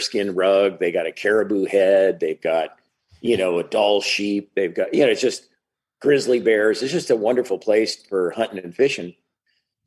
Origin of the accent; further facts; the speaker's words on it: Prince Albert, Saskatchewan, Canada; now in Seattle area, United States; I was actually born in Canada in Prince Albert, Saskatchewan, which is the middle of nowhere